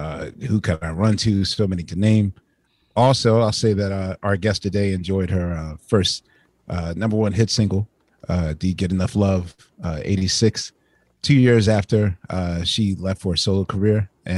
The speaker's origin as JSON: {"language": "English", "town": "Philadelphia", "region": "Pennsylvania", "country": "United States", "tie": "born or raised there", "said": "they came to my hometown of Philadelphia around 79"}